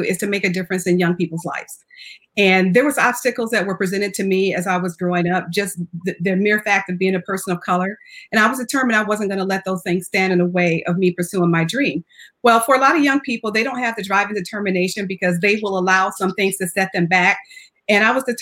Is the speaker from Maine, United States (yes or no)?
no; Jackson, Michigan, United States; also born or lived in Phoenix, Arizona; now in San Antonio, United States; I actually grew up in Jackson, Michigan